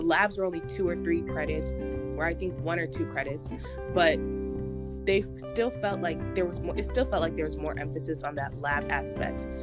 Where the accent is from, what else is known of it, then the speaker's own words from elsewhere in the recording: Homewood, Illinois, United States; moved away; I'm originally from Homewood, Illinois